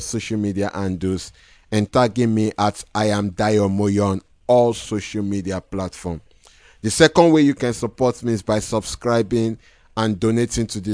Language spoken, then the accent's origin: English; Lagos, Nigeria; from Lagos, Nigeria